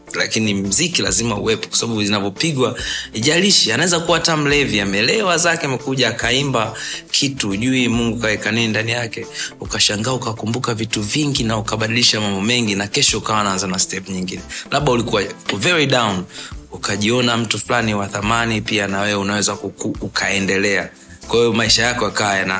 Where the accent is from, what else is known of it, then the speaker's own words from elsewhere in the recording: Dar es Salaam, Tanzania; mi nimezaliwa Sinza